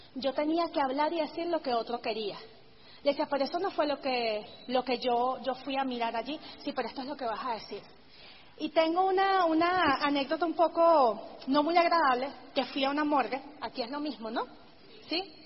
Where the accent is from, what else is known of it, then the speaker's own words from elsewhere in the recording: Venezuela; he podido mantener mi negocio por encima de todo allá en Venezuela